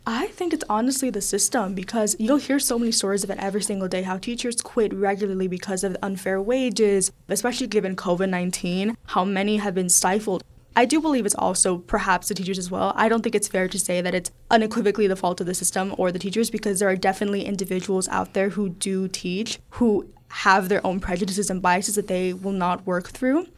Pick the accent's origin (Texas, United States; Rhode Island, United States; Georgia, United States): Texas, United States; South; also born or lived in Mexico; now in Pittsburgh, United States; I moved to South Texas when I was very young